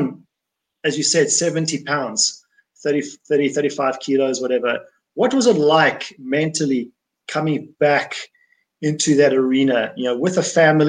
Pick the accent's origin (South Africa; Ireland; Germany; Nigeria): South Africa; I'm from South Africa